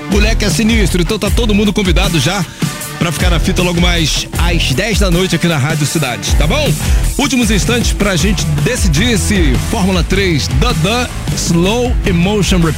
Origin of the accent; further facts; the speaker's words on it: Rio de Janeiro, Brazil; Sou do Rio, do Rio.